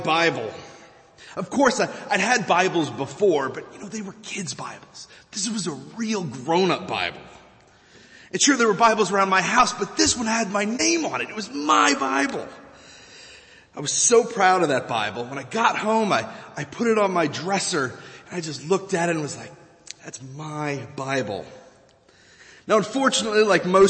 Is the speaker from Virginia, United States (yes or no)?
yes; Virginia, United States; moved away; In the church where I grew up back in Virginia